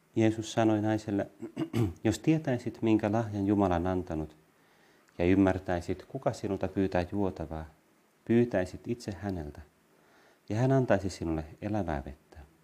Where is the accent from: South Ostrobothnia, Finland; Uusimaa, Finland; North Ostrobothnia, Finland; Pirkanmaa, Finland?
Uusimaa, Finland; Vantaa; also born or lived in Helsinki / Lohja / Tuusula; Mä olen kasvanut Vantaalla ennen kaikkea, Tuusulassa, mä Helsingissä syntynyt, sitten Vantaalla, Lohjalla, Tuusulassa, mutta ennen kaikkea Vantaalla. Ja olen ylpeä vantaalainen